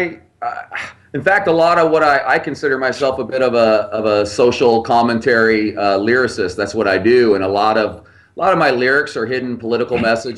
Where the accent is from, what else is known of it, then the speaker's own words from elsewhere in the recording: Mukilteo, Washington, United States; now in Charlotte, United States; I grew up just outside Seattle when I was young. That's kind of where I grew up, in a place called Mukilteo, just north of Seattle.